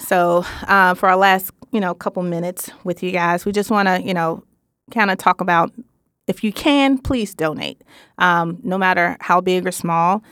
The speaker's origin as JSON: {"language": "English", "town": "Memphis", "region": "Tennessee", "country": "United States", "said": "I am from Memphis, Tennessee, so you may hear a little some some every blue moon"}